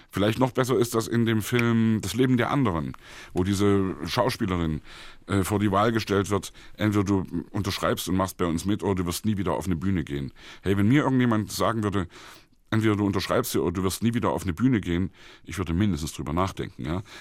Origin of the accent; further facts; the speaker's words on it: East Germany, Germany; Aber für, für uns als Ossi-Kinder war das natürlich irgendwie ja, eben die große, weite Stauner-Augenwelt.